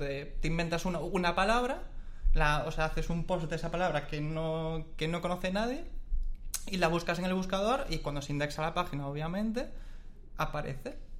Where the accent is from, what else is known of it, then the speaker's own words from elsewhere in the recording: Galicia, Spain; Como buen gallego